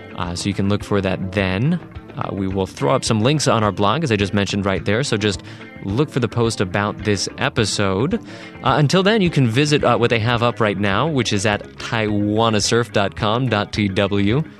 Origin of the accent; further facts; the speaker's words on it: Northern California, United States; I grew up in Northern California